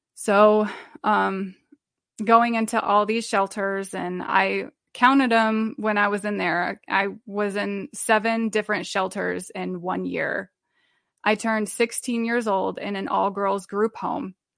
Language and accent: English; Omaha, Nebraska, United States; now in Iowa, United States; I'm from Omaha, Nebraska, and I live in Iowa